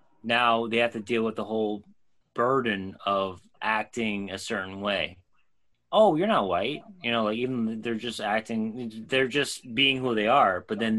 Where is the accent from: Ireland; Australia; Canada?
Ireland; because I'm Irish, I had the crown, you know, the whole, like, talking about different, like cricket and shit like that.